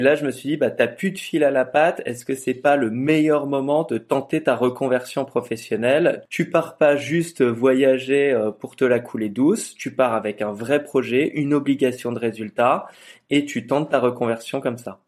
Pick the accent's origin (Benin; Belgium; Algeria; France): France; je suis français